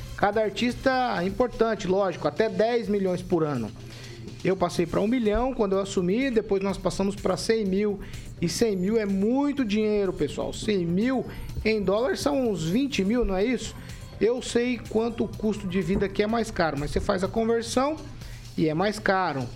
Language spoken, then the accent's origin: Portuguese; Brazil; Eu sou brasileiro, moro aqui, não pretendo sair desse país